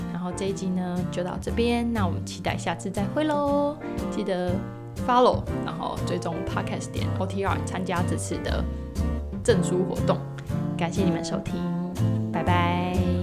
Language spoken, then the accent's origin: Chinese; Taiwan; 特别如果你身为台湾人